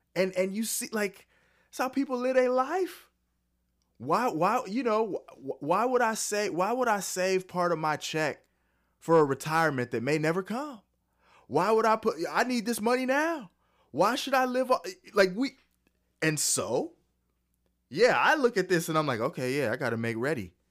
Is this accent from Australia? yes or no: no; California, United States; now in Texas, United States; I'm from California. I got out just in time